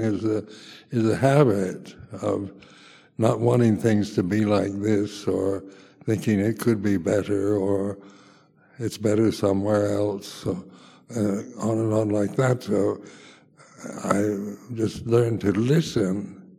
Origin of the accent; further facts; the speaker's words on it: United States; moved away as an adult; also born or lived in Thailand / Malaysia / London, United Kingdom; now in United Kingdom; being an American in England